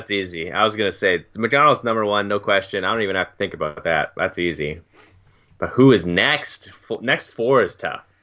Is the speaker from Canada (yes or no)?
yes; Canada; as a Canadian